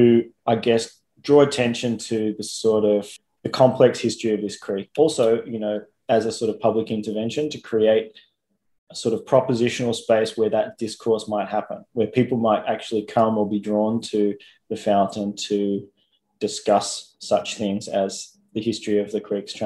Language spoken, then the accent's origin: English; Melbourne, Victoria, Australia; I'm an artist from Melbourne